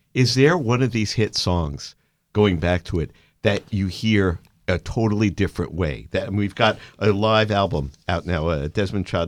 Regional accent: New York City, New York, United States; I'm a kid from Brooklyn

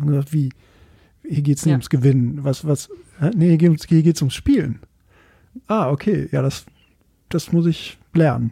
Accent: Belgium; moved away; ich komme aus Belgien

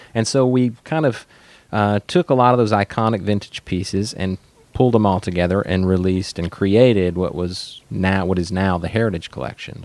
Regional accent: Arkansas, United States; moved away; also born or lived in northern Louisiana; was born in northern Louisiana, grew up in Arkansas

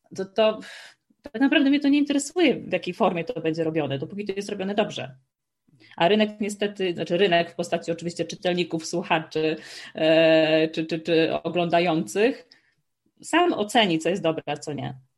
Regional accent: Słupsk, Pomeranian Voivodeship, Poland; moved away as an adult; also born or lived in Warsaw / Amsterdam / Maastricht; now in Switzerland; nie jestem z Warszawy, jestem ze Słupska

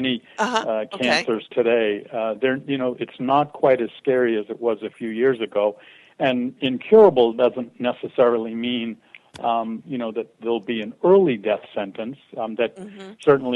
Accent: Boston, Massachusetts, United States; also born or lived in Andover, Massachusetts; I was born in the Boston, Massachusetts area.

